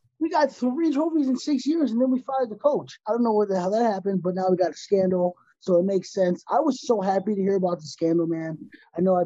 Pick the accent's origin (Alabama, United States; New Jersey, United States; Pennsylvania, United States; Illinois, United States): Illinois, United States; Chicago; We're from Chicago.